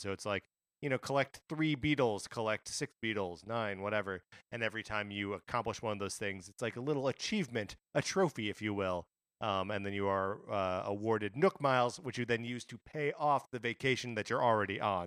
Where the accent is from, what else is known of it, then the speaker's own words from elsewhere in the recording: Wisconsin, United States; being born and raised in Wisconsin